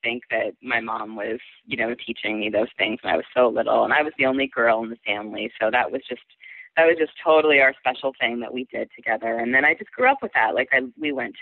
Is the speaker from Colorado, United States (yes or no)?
no; outside of Pittsburgh, Western Pennsylvania, United States; I was outside of Pittsburgh in Western Pennsylvania in a pretty rural area.